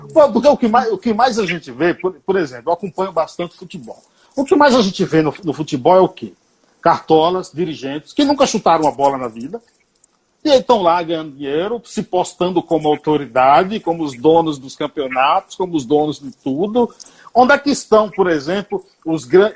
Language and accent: Portuguese; Paiaiá, Nova Soure, interior of Bahia, Brazil; Paiaiá, Paiaiá, que dá nome a esse programa, é uma homenagem, porque é o local onde eu nasci e vivi. É um povoado, município de Nova Açores